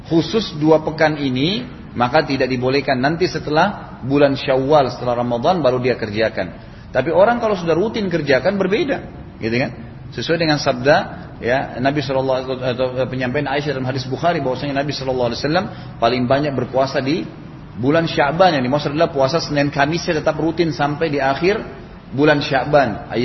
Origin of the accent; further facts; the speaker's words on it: Makassar, South Sulawesi, Indonesia; Saya katakan saya juga dari Makassar dan dipanggil ceramah gitu.